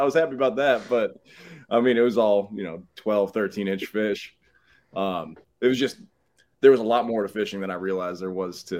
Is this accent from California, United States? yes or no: no; Cleveland, Ohio, United States; moved away as an adult; also born or lived in Canada / Massachusetts / Tampa, Florida; now in South Carolina, United States; So originally from Cleveland, Ohio. Played hockey in college. I lived up in Canada for a bit. Lived out in Massachusetts